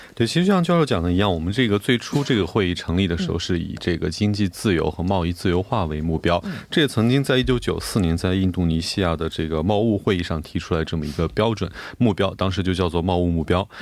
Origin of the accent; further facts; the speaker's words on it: China; 咱们中国